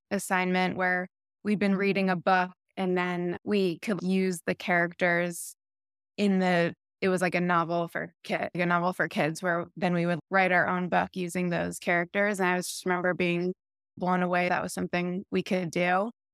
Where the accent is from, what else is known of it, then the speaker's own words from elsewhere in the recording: Lexington, Massachusetts, United States; Lexington, Massachusetts.